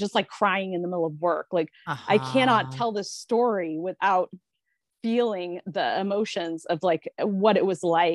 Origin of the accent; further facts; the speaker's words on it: United States; Being American